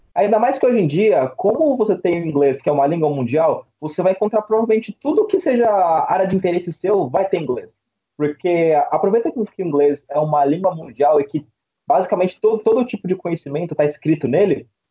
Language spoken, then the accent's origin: Portuguese; São Paulo, Brazil; sou de Sampa